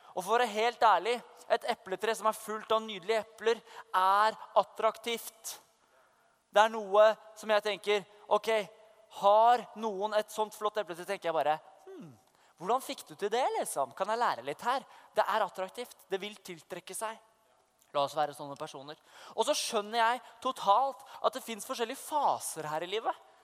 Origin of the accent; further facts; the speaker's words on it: Oslo, Norway; moved away as an adult; now in Vestby, Norway; jeg vokste opp i Oslo, men jeg bor i Vestby